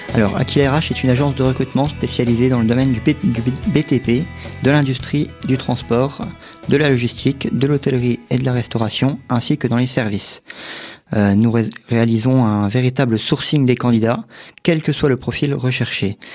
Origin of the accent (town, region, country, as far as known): Vittel, Grand Est, France; born or raised there